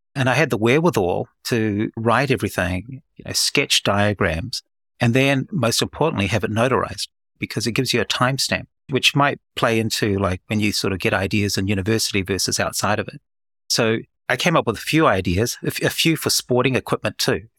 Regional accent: New Zealand; moved away as an adult; now in Oklahoma City, United States; I'm born and bred in New Zealand, which explains my accent

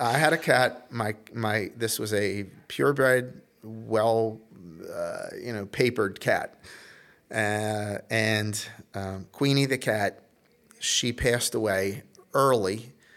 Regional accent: Baltimore, Maryland, United States; also born or lived in Little Rock, Arkansas; up to Baltimore, Maryland, where I, uh, spent most of my childhood

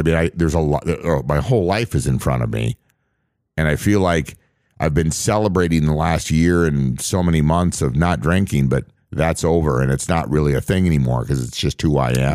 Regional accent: on the Canadian border, Upper Midwest, United States; where I grew up on the Canadian border.

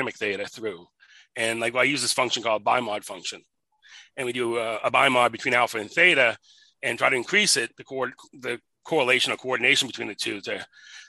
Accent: New England, United States; moved away; also born or lived in West Los Angeles, California; I grew up in New England

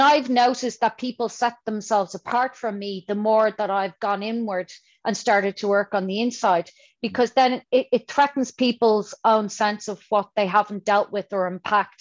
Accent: Dublin, Leinster, Ireland; I'm from Dublin

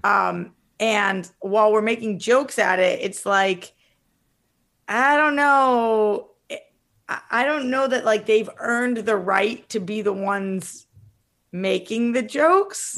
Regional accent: Boston, Massachusetts, United States; I'm from Boston, most of my family's from Jersey

